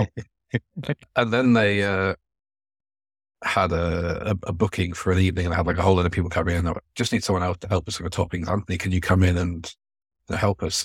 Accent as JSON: {"language": "English", "area": "Devon", "region": "South West England", "country": "United Kingdom", "tie": "born or raised there", "said": "I grew up in Devon, going to steam railways"}